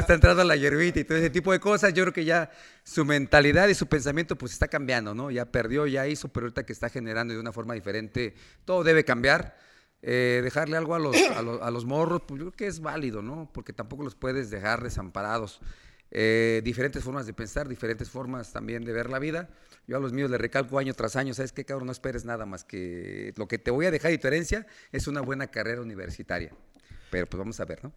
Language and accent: Spanish; Mexico; somos mexicanos